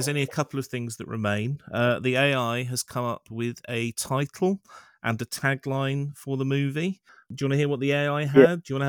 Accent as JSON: {"language": "English", "town": "Montreal", "region": "Quebec", "country": "Canada", "tie": "born there", "said": "I was born in Montreal. Oh. I don't sound French Canadian, but I am by birth."}